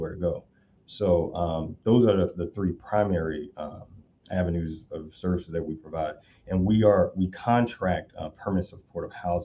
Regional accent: Chicago, Illinois, United States; now in California, United States; I grew up in Southside Chicago

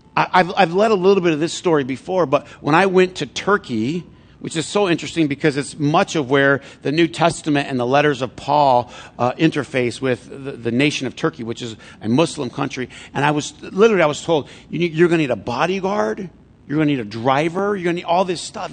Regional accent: Flint, Michigan, United States; I grew up in Flint

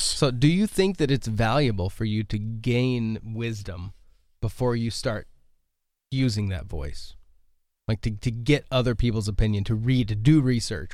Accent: United States; as an American, I was born here, so I have no immigration experience

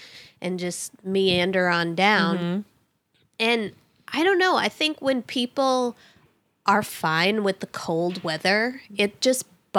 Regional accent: Massachusetts, United States; I'm like, no, I'm from Massachusetts.

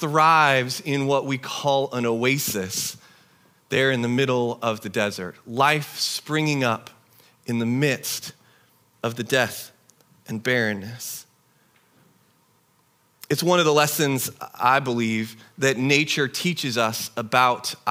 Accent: Tri-Cities, Eastern Washington, United States; moved away; I grew up in the Tri-Cities in Eastern Washington

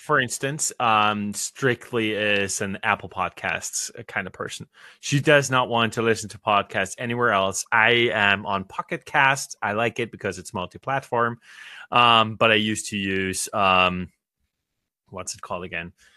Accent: Australia; for me as an Australian

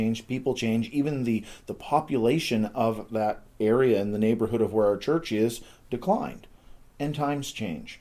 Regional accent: Yarmouth, Nova Scotia, Canada; I grew up in Yarmouth, Nova Scotia, small town of about 7,000 people on the southern tip of Nova Scotia

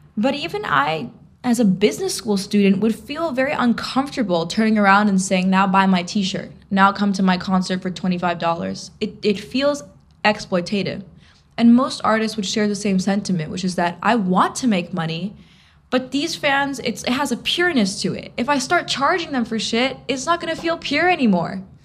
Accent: New York City, New York, United States; In New York, I could literally be 15 and playing in these cool clubs downtown

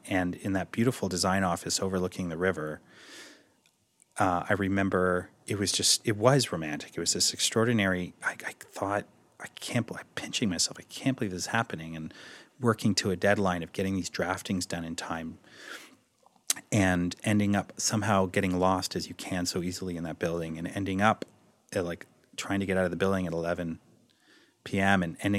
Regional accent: Toronto, Ontario, Canada; I'm from Toronto, can I work here?

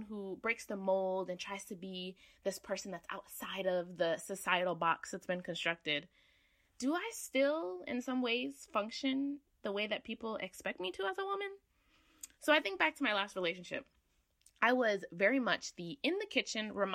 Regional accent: Connecticut, United States; I'm from Connecticut.

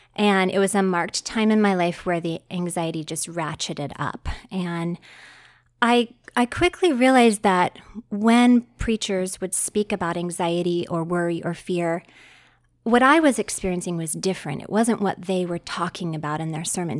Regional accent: West Virginia, United States; moved away as an adult; also born or lived in Arizona; I grew up in West Virginia

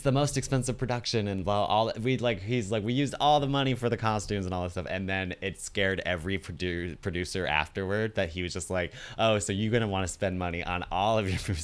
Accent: Virginia, United States; I spent my preteens years and teen years in Virginia

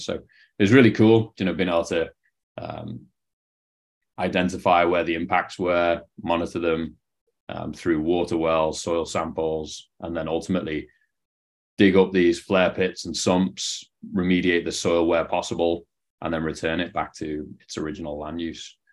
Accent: Liverpool, North West England, United Kingdom; moved away as an adult; also born or lived in Canada; now in San Diego, United States; you can probably tell from the accent, not from San Diego, where I'm based now um, from Liverpool, England, or just outside it

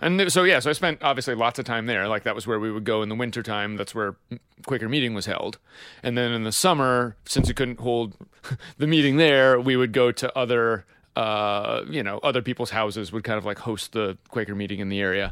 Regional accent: Pennsylvania, United States; I'm unabashedly from Pennsylvania

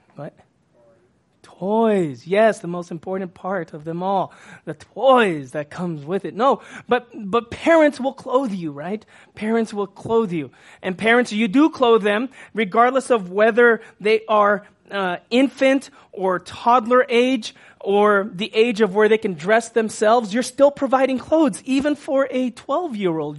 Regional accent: Texas, United States; I'm from Texas

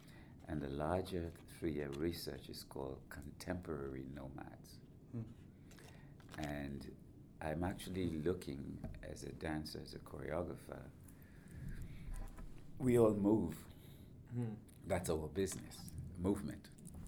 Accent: Trinidad & Tobago; also born or lived in United Kingdom / United States / Canada / Germany; But deep down, I feel like I'm a Trinidadian. But ironically, when I go back to Trinidad, some people say to me, are you from here?

